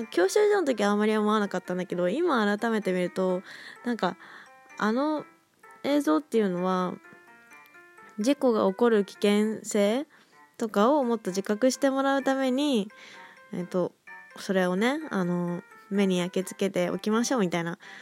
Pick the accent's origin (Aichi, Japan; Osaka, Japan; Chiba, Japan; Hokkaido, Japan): Aichi, Japan; moved away as an adult; now in Kanagawa, Japan; まだ上京してなくて大学生で地元のね愛知県の方で